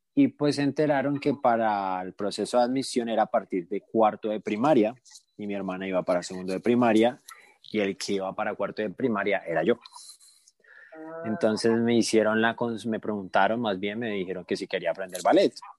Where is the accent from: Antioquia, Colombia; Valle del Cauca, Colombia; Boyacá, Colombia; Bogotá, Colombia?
Valle del Cauca, Colombia; Cali; moved away as an adult; also born or lived in Bogotá; now in Mexico; mi papá le hicieron una oferta de trabajo en Cali, en otra ciudad. Entonces nos mudamos